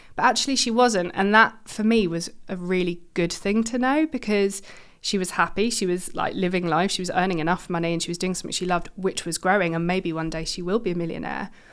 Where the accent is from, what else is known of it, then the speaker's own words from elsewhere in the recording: London, United Kingdom; moved away as an adult; now in Manchester, United Kingdom; I'm from London originally